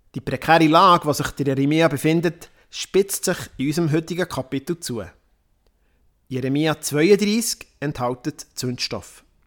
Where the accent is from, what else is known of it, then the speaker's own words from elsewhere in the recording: Worb, Bern, Switzerland; also born or lived in Romandie; in Worb. Das ist mein Heimatdorf, wo ich aufgewachsen bin.